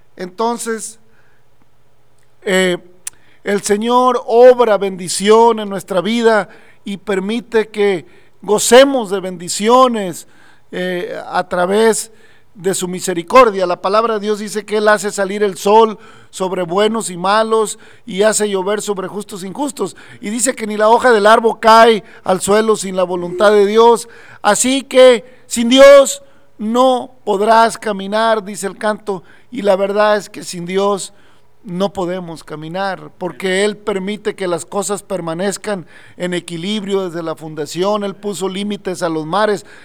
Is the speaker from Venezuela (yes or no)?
no; Mexico; nosotros como mexicanos, aún en eh, acá en México